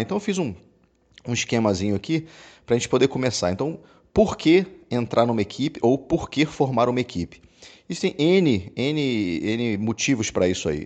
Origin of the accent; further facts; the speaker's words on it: Rio de Janeiro, Brazil; now in Salvador, Brazil; No Rio, putz, eu sou carioca, eu morava lá